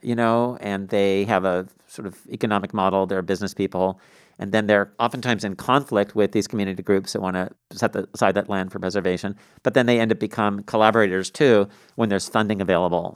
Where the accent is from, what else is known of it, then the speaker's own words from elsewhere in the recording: Tacoma, Washington, United States; when I grew up in Tacoma